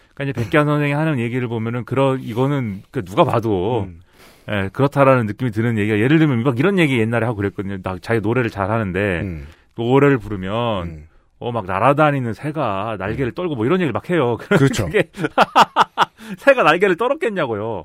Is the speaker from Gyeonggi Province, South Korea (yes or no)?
yes; Suwon, Gyeonggi Province, South Korea; now in Seoul, South Korea; 저 수원 출신인데 서울에 살잖아요.